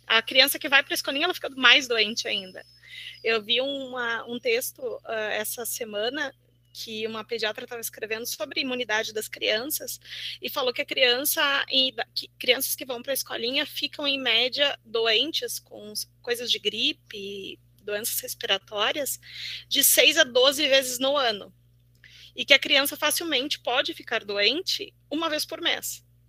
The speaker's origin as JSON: {"language": "Portuguese", "country": "Brazil", "moved": "yes", "lives_now": "Porto Alegre, Brazil", "said": "sou de Santa Cruz, moro aqui em Porto Alegre"}